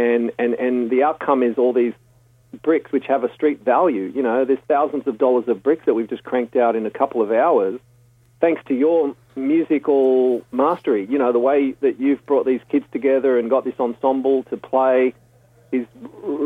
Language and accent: English; Stanwell Park, New South Wales, Australia; growing up in Stanwell Park with the community theatre